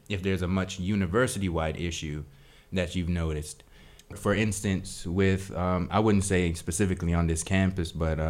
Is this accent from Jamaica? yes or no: yes; Jamaica; now in United States; I wasn't born in America. Really, I was born in Jamaica